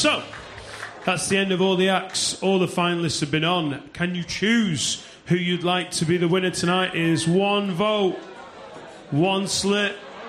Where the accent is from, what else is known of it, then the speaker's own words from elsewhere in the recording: Preston, North West England, United Kingdom; growing up in Preston in the late 80s, early 90s.